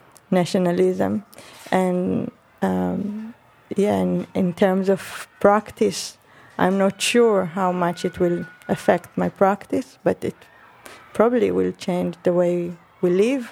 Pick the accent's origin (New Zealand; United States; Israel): Israel; moved away as an adult; now in London, United Kingdom; coming from outside of the UK, from Israel, and dealing with the idea of nationalism, which is also a big issue for me as an Israeli